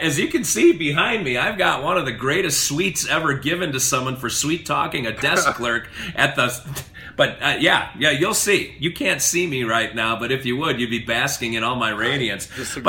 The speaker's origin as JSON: {"language": "English", "region": "Wisconsin", "country": "United States", "tie": "born or raised there", "moved": "yes", "lives_now": "Tennessee, United States", "said": "I grew up in Wisconsin, and I saw plenty more winter than you did"}